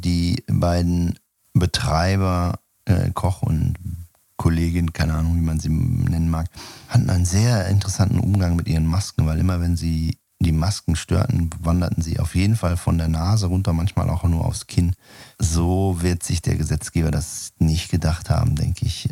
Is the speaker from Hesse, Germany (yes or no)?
no; Sauerland, North Rhine-Westphalia, Germany; moved away; ich war ja in meiner Kindheit im Sauerland Messdiener